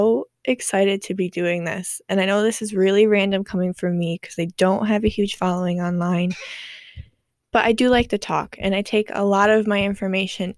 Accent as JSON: {"language": "English", "region": "New York", "country": "United States", "tie": "born or raised there", "also_born_or_lived": "Florida", "said": "moved up to New York, and I have lived there ever since"}